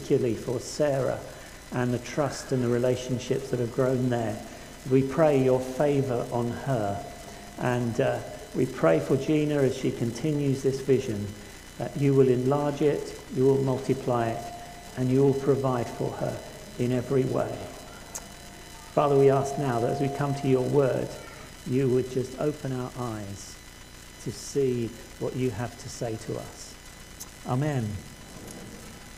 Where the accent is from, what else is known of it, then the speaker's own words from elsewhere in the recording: Hastings, South East England, United Kingdom; I grew up in Hastings, most of my wider family lived in villages.